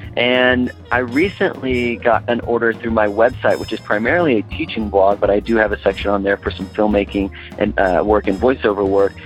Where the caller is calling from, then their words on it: Austin, Texas, United States; I'm calling from Austin, Texas